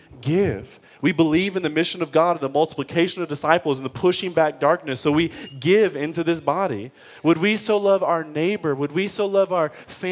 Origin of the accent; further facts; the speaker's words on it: Detroit, Michigan, United States; I grew up in Detroit public school system